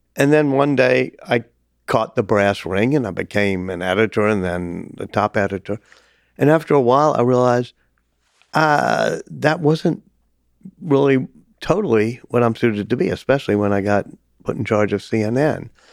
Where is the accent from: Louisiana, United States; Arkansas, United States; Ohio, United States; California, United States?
Louisiana, United States; New Orleans; my hometown, even by teaching at Tulane